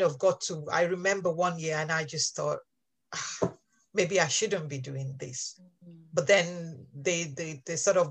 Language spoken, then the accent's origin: English; Nigeria; moved away as an adult; now in England, United Kingdom; I actually grew up, my first 18 years were spent in Nigeria